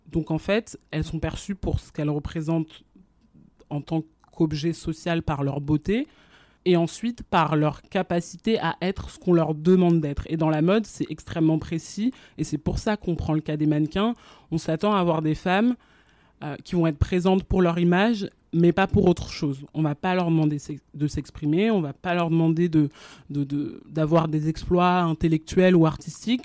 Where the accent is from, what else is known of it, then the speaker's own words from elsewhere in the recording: France; also born or lived in Guinea / Abidjan, Côte d'Ivoire; moi j'ai grandi en France mais avant ça j'habitais en Guinée avec ma famille parce que mes parents ils étaient en expatriation là-bas pendant 10 ans. Et donc je suis arrivée en France quand j'avais 4 ans